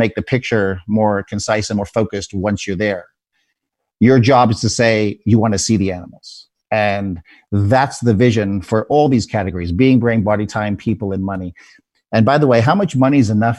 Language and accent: English; South Africa; moved away; where I was born in South Africa